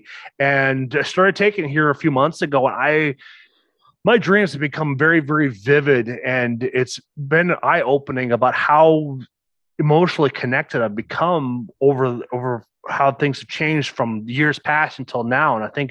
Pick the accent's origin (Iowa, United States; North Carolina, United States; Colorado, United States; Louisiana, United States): Iowa, United States; Osage; I am from Osage, Iowa